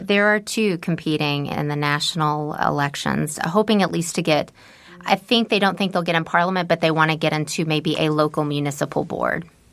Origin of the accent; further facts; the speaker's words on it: United States; moved away as an adult; now in Sweden; When I moved to Sweden as an American